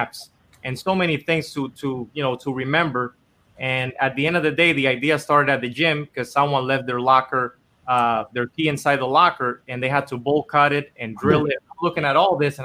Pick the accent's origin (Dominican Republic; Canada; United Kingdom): Dominican Republic; moved away as an adult; now in Los Angeles, United States; I was born and raised in Dominican Republic my whole life, and I actually came here to L.A. to try to do music